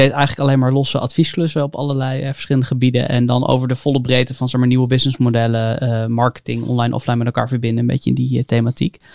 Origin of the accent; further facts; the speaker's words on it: Haarlem, North Holland, Netherlands; moved away as an adult; also born or lived in Hengelo; ik kom uit Haarlem, ik ben 27